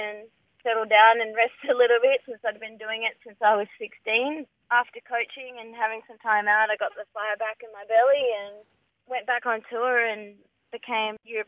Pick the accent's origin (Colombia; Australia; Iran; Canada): Australia; Perth, Western Australia; also born or lived in Margaret River; I grew up in City Beach in Perth